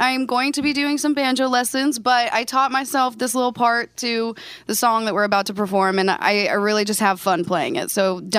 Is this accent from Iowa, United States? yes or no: yes; Shoeyville, Iowa, United States; Shoeyville, Iowa.